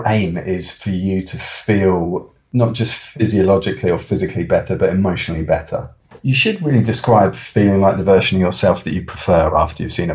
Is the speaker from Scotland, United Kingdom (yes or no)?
no; Oxford, South East England, United Kingdom; I grew up near Oxford, which was a lovely place to grow up